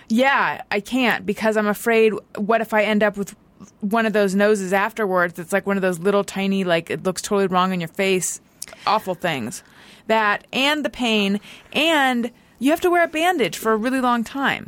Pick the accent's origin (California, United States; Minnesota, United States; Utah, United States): California, United States; Orange County; growing up in Orange County